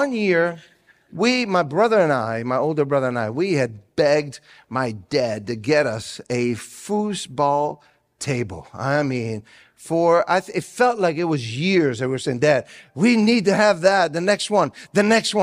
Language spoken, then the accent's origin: English; Italy; now in United States; growing up in Italy, I did not celebrate Christmas the way that we do here in the United States